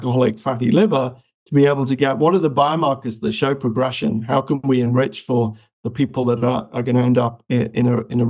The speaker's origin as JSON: {"language": "English", "country": "United Kingdom", "tie": "born or raised there", "also_born_or_lived": "Malawi", "said": "I pretty much born in Africa, but raised in the UK."}